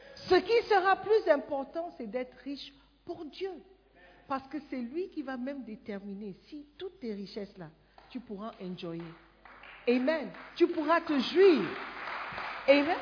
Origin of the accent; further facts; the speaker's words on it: Ghana; French is a second language; moved away as an adult; Moi, je viens du Ghana.